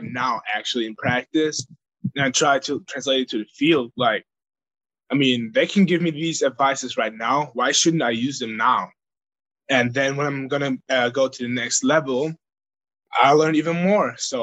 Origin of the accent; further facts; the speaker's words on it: Bavaria, Germany; now in United States; I grew up there